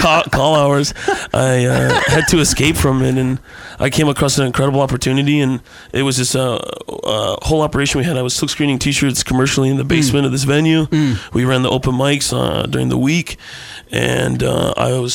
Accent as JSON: {"language": "English", "town": "DeKalb", "region": "Illinois", "country": "United States", "said": "rural Illinois. It's probably 60 miles west of Chicago."}